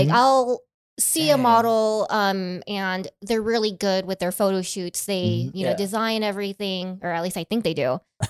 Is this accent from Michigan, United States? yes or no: no; Las Vegas, Nevada, United States; also born or lived in San Diego, California; Yeah, I was born in San Diego, and I think at the age of 6 years old, I moved to Vegas with my family. Mm-hmm. I was here until I was 18.